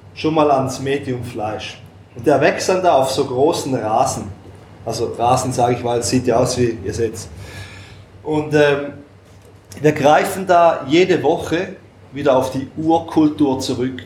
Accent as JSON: {"language": "German", "country": "Switzerland", "said": "uns Schweizer"}